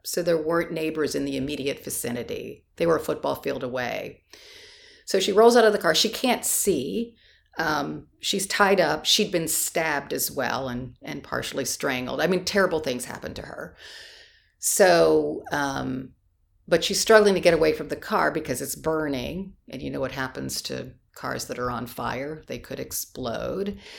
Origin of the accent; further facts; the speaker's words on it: Canton, Ohio, United States; I'm from Canton, Ohio.